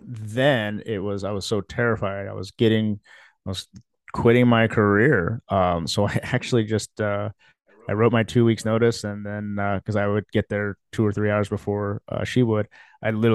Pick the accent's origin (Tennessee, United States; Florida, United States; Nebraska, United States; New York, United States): Nebraska, United States; Lincoln; also born or lived in Philippines / Fremont, Nebraska; we moved here to the United States when I was 2 years old, to Fremont, Nebraska. And then my dad's jobs changed, and then we moved here to Lincoln and been here ever since